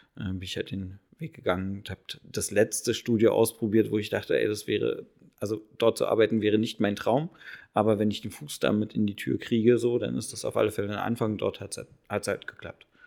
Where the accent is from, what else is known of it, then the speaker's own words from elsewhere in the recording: Berlin, Germany; bin gebürtiger Berliner.